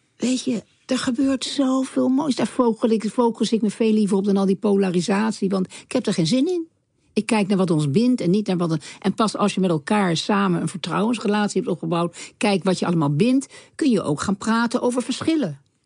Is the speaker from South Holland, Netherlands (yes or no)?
yes; The Hague, South Holland, Netherlands; opgegroeid in Den Haag, waar ik opgegroeid werd.